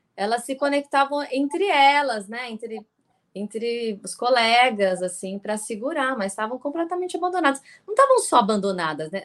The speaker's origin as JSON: {"language": "Portuguese", "country": "Brazil", "said": "a gente é brasileira"}